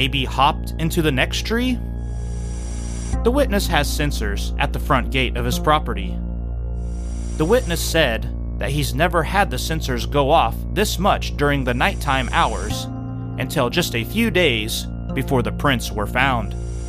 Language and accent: English; Montana, United States; I'm from Montana, where we have elk, bear, moose, and rams when they are mating.